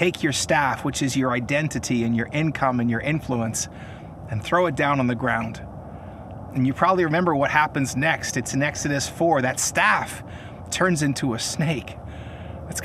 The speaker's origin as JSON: {"language": "English", "town": "Kelowna", "region": "British Columbia", "country": "Canada", "tie": "born or raised there", "said": "I am coming to you from one of my favorite lookouts in my hometown of Kelowna, British Columbia"}